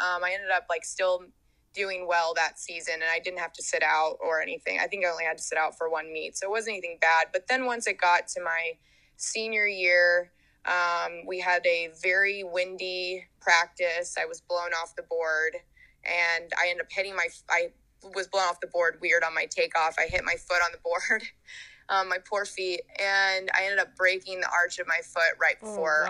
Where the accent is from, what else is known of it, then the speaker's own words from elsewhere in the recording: Georgia, United States; moved away as an adult; also born or lived in Hawaii; I'm a diver. I'm from Georgia and I went to the University of Hawaii to dive